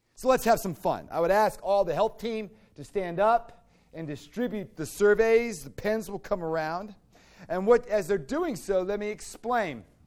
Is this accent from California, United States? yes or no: no; Fairfax, Virginia, United States; moved away; I grew up in Fairfax, Virginia, with this beautiful half-acre, acre lots